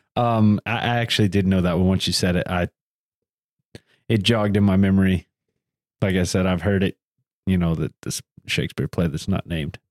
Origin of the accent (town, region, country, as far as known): the South, United States; accent: Southern